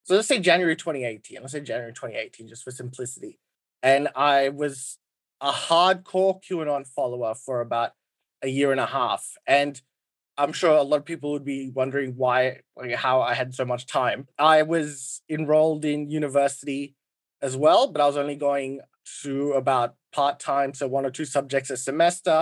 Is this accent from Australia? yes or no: yes; Australia; I'm Australian.